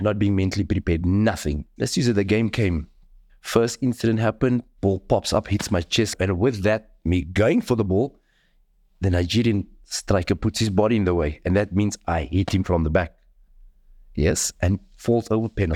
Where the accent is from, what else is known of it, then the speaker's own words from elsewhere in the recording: Cape Town, Western Cape, South Africa; the community where I come from. I come from Mitchells Plain.